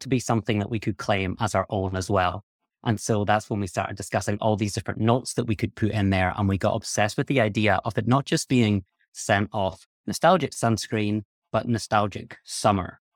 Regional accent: Scotland, United Kingdom; I'm from Scotland, where there is not a huge amount of sun.

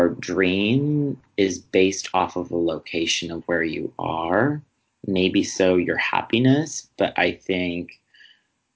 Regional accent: Wisconsin, United States; moved away as an adult; also born or lived in Chicago; I grew up in the Midwest

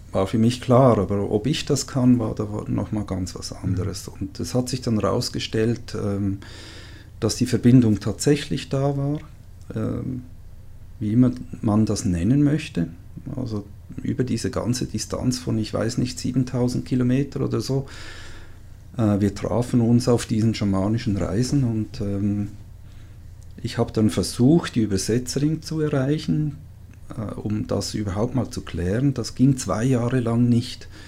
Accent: Switzerland; äh, ich bin Schweizer.

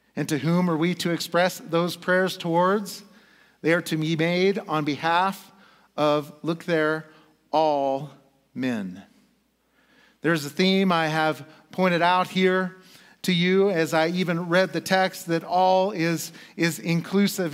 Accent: United States; as an American

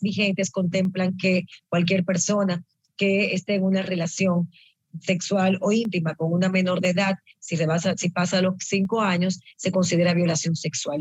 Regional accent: Dominican Republic

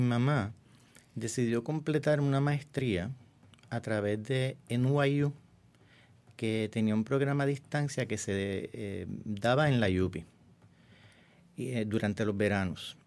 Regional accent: San Germán, Puerto Rico; moved away; also born or lived in San Juan / New York; Nací en el pueblo de San Germán, en el oeste de Puerto Rico

